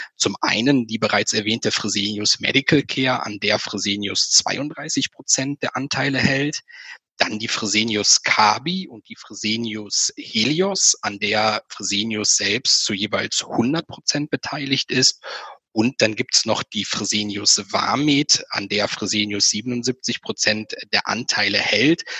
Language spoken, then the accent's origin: German; Germany